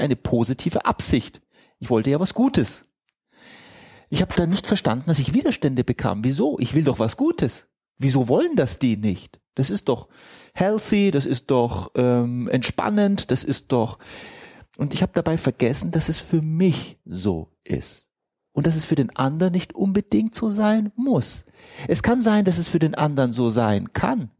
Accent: Egypt; moved away; ich bin Ägypter

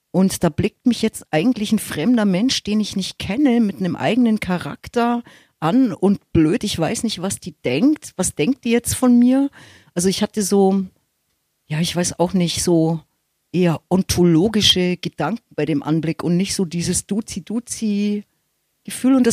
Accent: Munich, Bavaria, Germany; Das ist meine Heimat. Hier fühle ich mich, also es ist mein Gewässer.

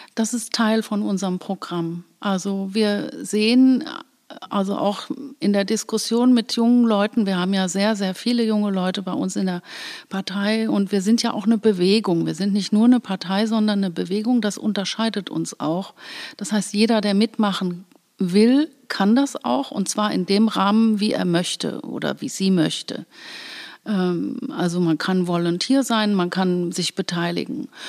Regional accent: Koblenz, Rhineland-Palatinate, Germany; also born or lived in Bad Nauheim, Hesse / Los Angeles, United States; Ich bin in Bad Nauheim geboren, im, in Hessen und meine Eltern sind hier ganz früh nach Koblenz gekommen. Da war ich gerade vier Monate alt.

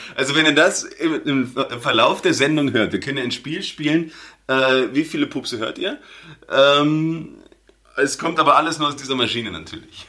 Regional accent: Germany; now in Austria; als Deutscher in Österreich

